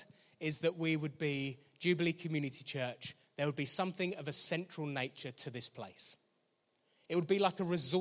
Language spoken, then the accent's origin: English; Danehill, South East England, United Kingdom; I grew up in Danehill, I just didn't know any other believers my age